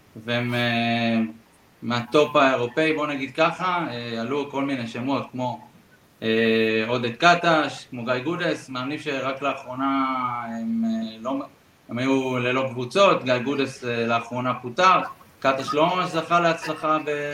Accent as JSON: {"language": "Hebrew", "town": "Bat Yam", "region": "Tel Aviv District", "country": "Israel", "tie": "born or raised there", "said": "גדלתי בבת ים"}